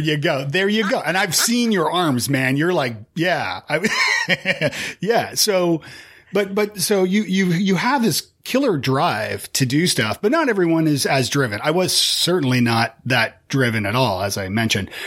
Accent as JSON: {"language": "English", "country": "Canada", "said": "as a Canadian"}